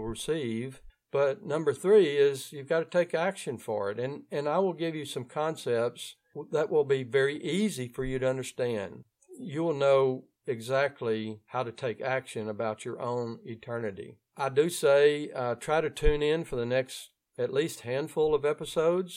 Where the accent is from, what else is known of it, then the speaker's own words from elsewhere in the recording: Ouachita Parish, North Louisiana, United States; accent: Louisiana; If you're hearing my accent, it means that I'm coming from the area of North Louisiana called Ouachita Parish.